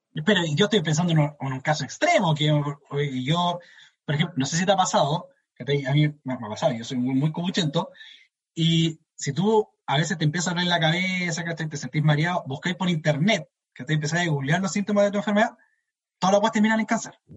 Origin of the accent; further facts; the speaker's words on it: Chile; somos como las weas como chilenos